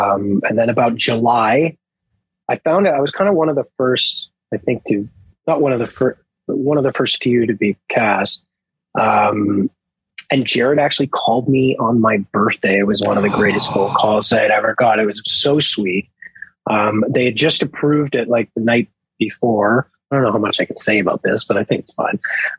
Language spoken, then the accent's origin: English; Nova Scotia, Canada; I am from Nova Scotia.